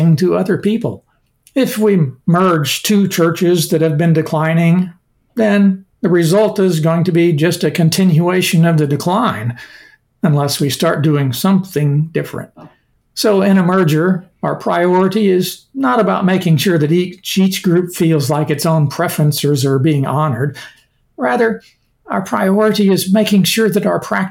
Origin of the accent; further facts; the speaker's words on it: Sparta, Illinois, United States; moved away as an adult; now in Glendora, United States; I grew up in Sparta, a small town in southern Illinois